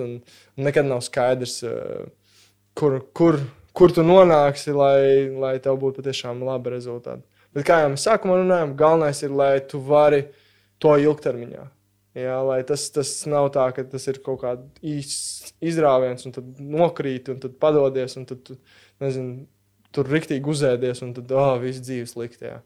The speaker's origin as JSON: {"language": "Latvian", "country": "Latvia", "tie": "born or raised there", "said": "mums ir paveicies piedzimt Latvijā"}